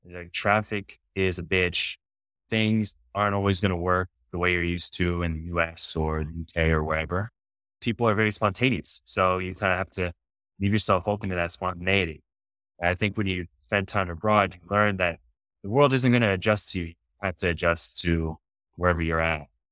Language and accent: English; Seattle, Washington, United States; moved away as an adult; also born or lived in Spain; now in Mexico; I grew up in Seattle